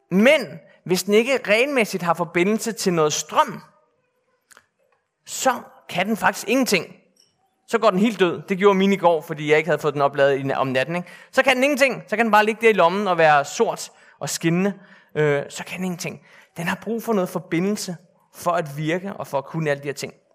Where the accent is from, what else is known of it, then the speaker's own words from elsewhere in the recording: Bornholm, Capital Region of Denmark, Denmark; Jeg er født og opvokset på Bornholm. Jeg er kun halv Bornholmer, fordi min far, som sidder hernede, er nordmand faktisk.